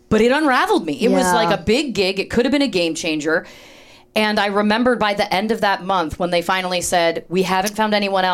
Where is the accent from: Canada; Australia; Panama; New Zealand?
Canada; moved away as an adult; also born or lived in Toronto, Canada / Chicago, United States; I'm from Canada. I came through Second City, Toronto, Chicago. I was living back in Toronto. I came out to LA for pilot season.